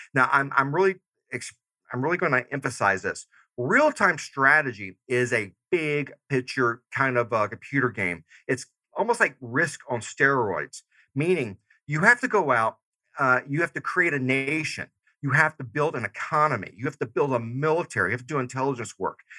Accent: Georgia, United States; moved away; I'm originally from Georgia. So I still say y'all and dog

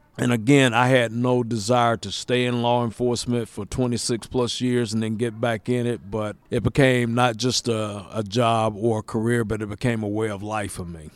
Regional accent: Lawrenceville, Georgia, United States; I was born and raised here in Lawrenceville

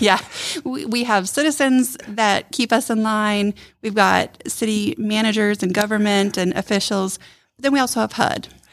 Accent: Ohio, United States; moved away as an adult; also born or lived in Michigan; now in Rome, Georgia, United States; originally I'm from Ohio

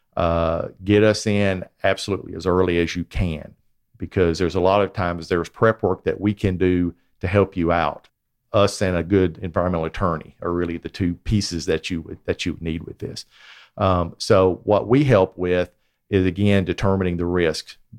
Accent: Chattanooga, Tennessee, United States; moved away; I was born in Chattanooga, and I, I spent part of my childhood here

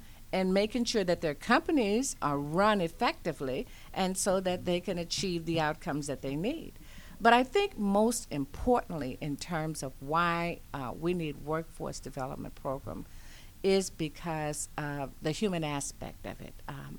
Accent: Louisiana, United States; You know, I am originally a Southern Belle. I was born in Louisiana, and I migrated all across the nation

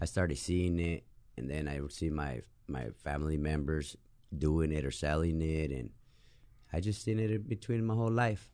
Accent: Tucson, Arizona, United States; also born or lived in Mexico; I'm from Tucson, Arizona

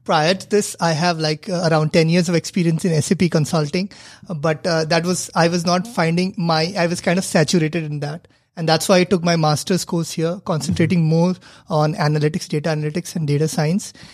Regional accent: India; moved away; I come from India where cricket is the religion

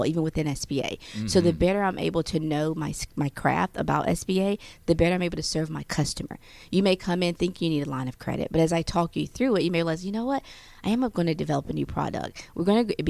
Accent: the South, United States; moved away as an adult; also born or lived in the North (US); I was born in the South, so I'm used to everyone being nice

